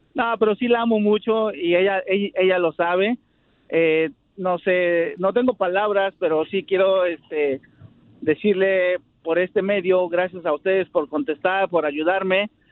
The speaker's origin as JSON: {"language": "Spanish", "region": "Mexico City", "country": "Mexico", "moved": "yes", "lives_now": "Santa Clara, United States"}